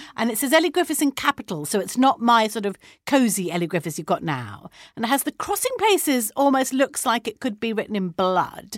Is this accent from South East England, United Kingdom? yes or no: yes; Brighton, South East England, United Kingdom; I'm from Brighton